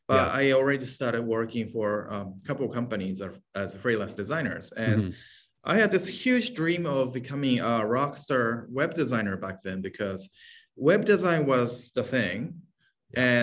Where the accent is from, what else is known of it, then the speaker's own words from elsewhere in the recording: Hokkaido, Japan; moved away as an adult; now in San Francisco, United States; I was born and raised in Japan. Place called Hokkaido, and it's a northern island of the country.